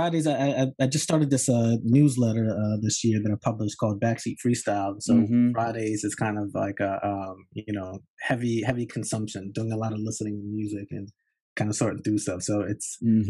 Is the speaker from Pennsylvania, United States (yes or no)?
no; Newark, Delaware, United States; moved away as an adult; now in New York City, United States; Yeah, I grew up in Newark, Delaware, which is about 2 hours south of New York. You know, Puerto Rican kid, you know, suburbs, somewhere between middle class and working class.